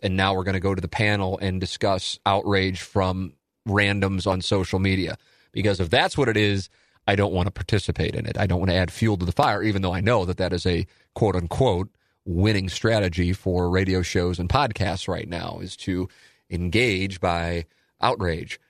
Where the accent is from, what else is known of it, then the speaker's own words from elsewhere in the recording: St. Louis, Missouri, United States; I'm from South City